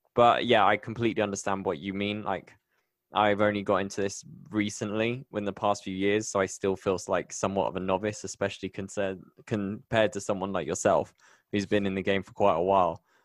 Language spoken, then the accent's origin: English; Bristol, South West England, United Kingdom; moved away as an adult; now in Medellin, Colombia; I'm so proud of my home. I'm from Bristol.